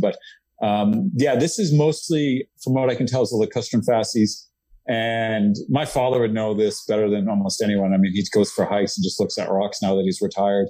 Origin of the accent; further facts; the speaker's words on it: Nova Scotia, Canada; moved away as an adult; now in Texas, United States; I grew up in Nova Scotia, Canada